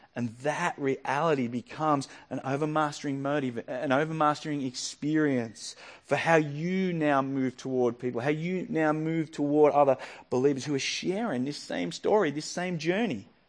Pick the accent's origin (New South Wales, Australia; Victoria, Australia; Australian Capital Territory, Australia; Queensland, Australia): Victoria, Australia; Yackandandah; moved away; Yakindando is my hometown, it's where I grew up